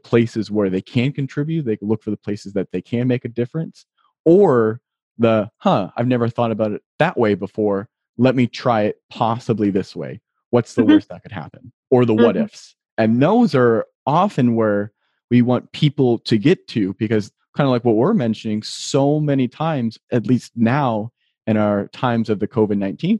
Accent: Ohio, United States; I'm from Ohio

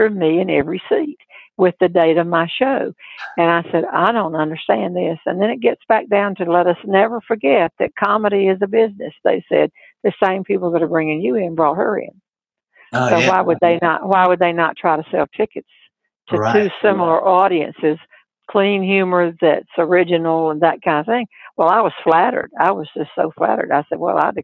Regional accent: North Carolina, United States; I wasn't born here, but I was brought up here

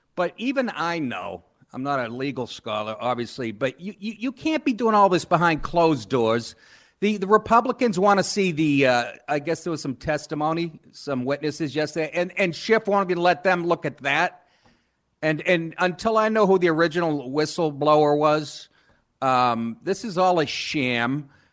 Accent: Boston, Massachusetts, United States; moved away as an adult; also born or lived in Maine / Los Angeles / New York; I, I grew up in Boston. I went to school, University of Maine, and then I, and I've spent the last twenty-five years in L A and New York

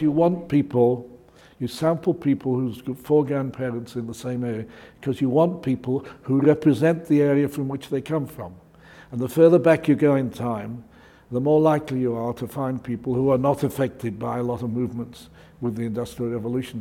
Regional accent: Manchester, North West England, United Kingdom; I was brought up in Manchester

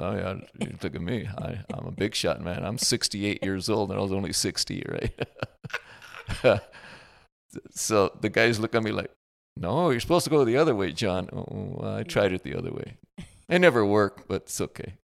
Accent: California, United States; accent: California; I'm from California

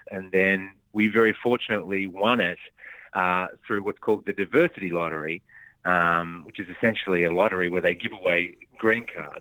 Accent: Melbourne, Victoria, Australia; moved away as an adult; also born or lived in Launceston, Tasmania / Sydney; now in Los Angeles, United States; I was born down there and then uh, had my sort of formative years in Melbourne

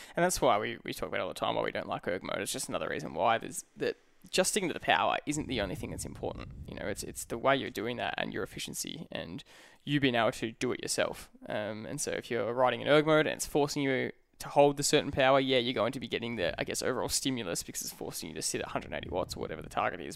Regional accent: the Dandenongs, Victoria, Australia; we grew up in the in the Dandenongs in the hills

